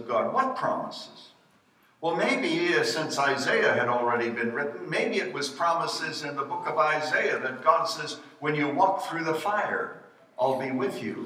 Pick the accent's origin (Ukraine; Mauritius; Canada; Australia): Canada; Saskatchewan; now in United States; I was born in Saskatchewan